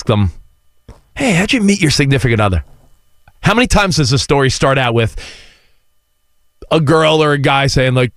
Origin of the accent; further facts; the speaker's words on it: New York, United States; now in Southern California, United States; I grew up in New York.